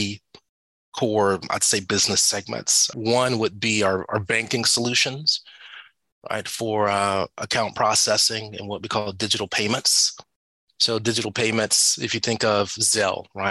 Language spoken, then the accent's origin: English; Atlanta, Georgia, United States; I'm from Atlanta, born and raised, moved away, came back